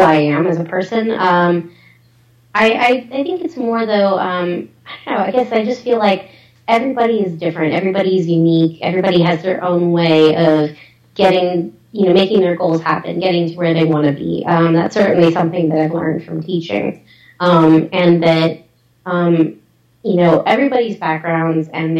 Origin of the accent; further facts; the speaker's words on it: United States; I'm from the U.S. Like, I was born here, raised here